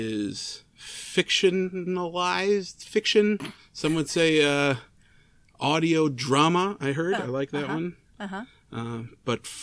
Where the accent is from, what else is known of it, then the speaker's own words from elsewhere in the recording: Chicago, Illinois, United States; as a Chicagoan